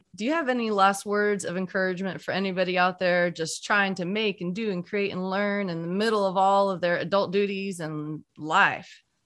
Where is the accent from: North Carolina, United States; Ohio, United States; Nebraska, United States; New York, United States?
North Carolina, United States; we're both from North Carolina